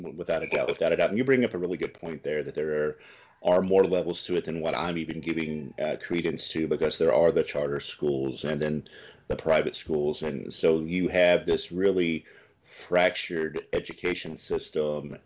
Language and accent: English; the South, United States; moved away as an adult; also born or lived in California; now in Milwaukee, United States; I come from the South